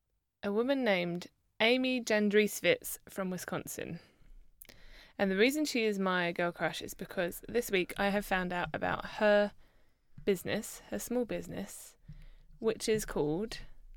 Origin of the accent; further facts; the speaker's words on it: London, United Kingdom; Where I was born.